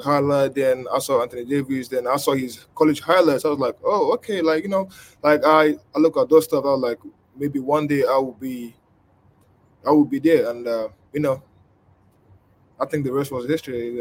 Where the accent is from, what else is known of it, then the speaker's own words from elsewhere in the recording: Nigeria; moved away; I grew up in Nigeria.